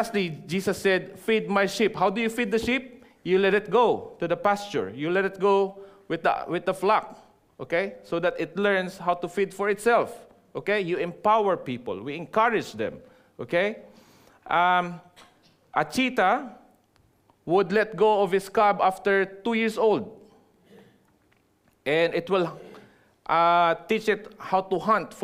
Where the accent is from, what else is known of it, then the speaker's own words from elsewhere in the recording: Philippines; moved away as an adult; now in New Zealand; I am no longer a Filipino nor a Kiwi, right? My passport is black, and also in maroon. Okay, so I'm a dual citizen. I'm a Kiwi Pino, full fledged.